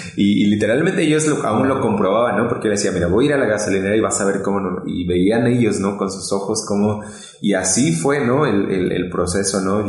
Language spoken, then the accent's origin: Spanish; State of Mexico, Mexico; now in Puebla, Mexico; yo soy del Estado de México. Actualmente estamos en Puebla, ¿no? Pero eh, nací en el Estado de México